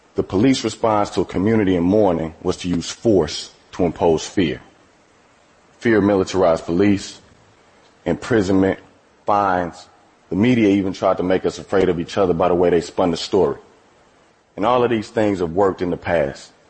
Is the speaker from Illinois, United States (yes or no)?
yes; East St. Louis, Illinois, United States; I'm from East St. Louis, Illinois. That's a small city across the Mississippi River from St. Louis, Missouri. I have lived in and around St. Louis my entire life